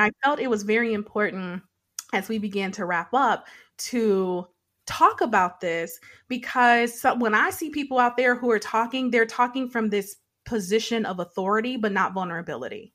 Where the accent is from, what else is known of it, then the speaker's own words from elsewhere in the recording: Detroit, Michigan, United States; when I was a child, so I grew up in Detroit